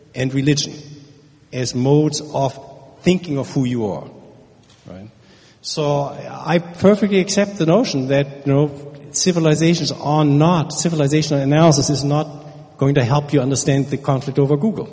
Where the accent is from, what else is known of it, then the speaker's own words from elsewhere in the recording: Germany; now in United States; I'm from Germany